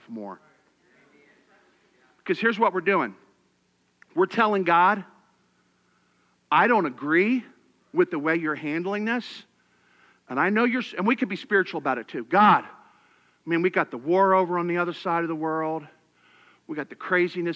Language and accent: English; Philadelphia, Pennsylvania, United States; now in Texas, United States; I'm from Philadelphia